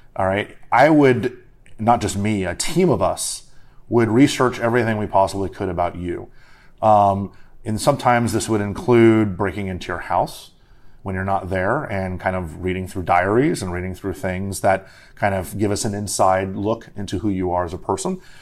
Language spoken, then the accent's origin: English; Miami, Florida, United States; now in Washington, D.C., United States; I'm from Miami originally